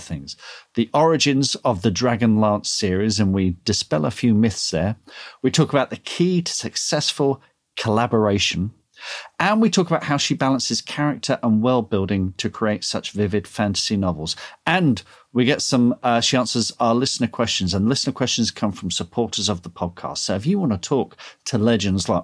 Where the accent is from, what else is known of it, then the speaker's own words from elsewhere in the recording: Leatherhead, South East England, United Kingdom; at Thurfield School in Leatherhead